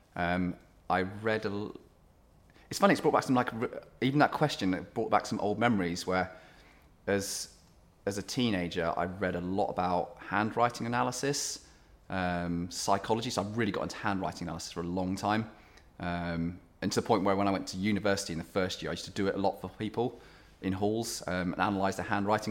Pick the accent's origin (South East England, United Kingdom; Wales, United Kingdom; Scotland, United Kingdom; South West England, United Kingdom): South West England, United Kingdom; Cornwall; born or raised there; moved away as an adult; also born or lived in South Africa / London; now in Sheffield, United Kingdom